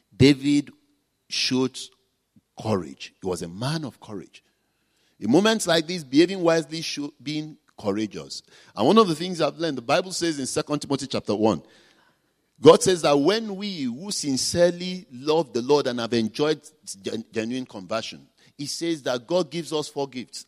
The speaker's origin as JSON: {"language": "English", "country": "Nigeria", "said": "I'm a Nigerian"}